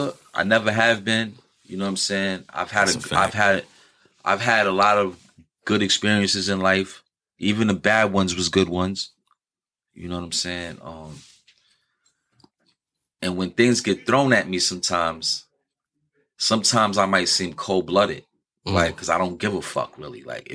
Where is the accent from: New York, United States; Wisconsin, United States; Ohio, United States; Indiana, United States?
New York, United States; New York City; I'm from New York City